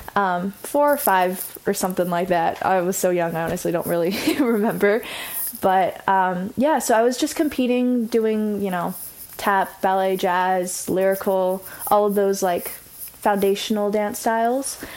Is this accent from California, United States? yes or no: yes; Orange County, California, United States; I grew up, grew up. I'm growing up in Orange County.